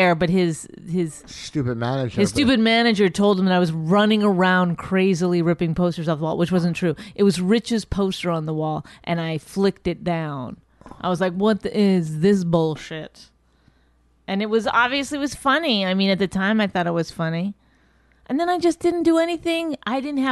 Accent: New York City, New York, United States; also born or lived in Brooklyn; I grew up in Astoria

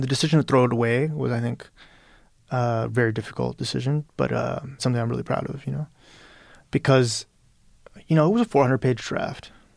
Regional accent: Birmingham, Alabama, United States; first language Spanish; English is a second language; moved away as an adult; also born or lived in Peru; now in New York City, United States; I grew up in Birmingham, Alabama

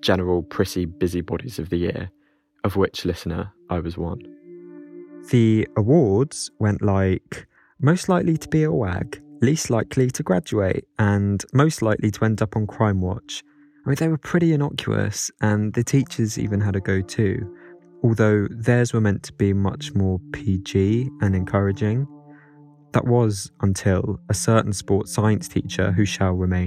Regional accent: London, United Kingdom; I'm 26 and I'm from West London

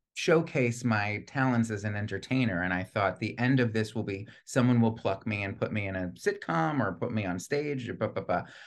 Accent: Plantation, Florida, United States; also born or lived in Long Island, New York; I spent the bulk of my childhood in, in, in plantation Florida

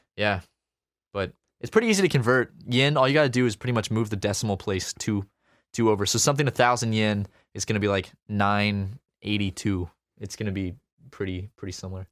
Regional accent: United States; being an American

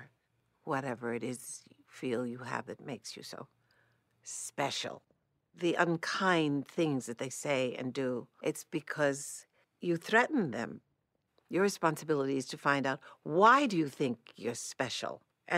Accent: New York City, New York, United States; I grew up in Manhattan, New York City. I'm certainly a New York City person. Fortunately, I had, because of growing up in New York City, the world to relate to every day from the time I was in elementary school.

